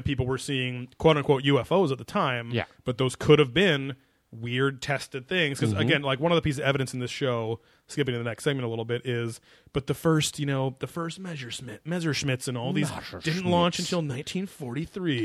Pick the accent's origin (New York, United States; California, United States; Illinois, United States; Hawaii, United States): California, United States; Cypress; Growing up in Orange County, too, like, tons of aerospace companies.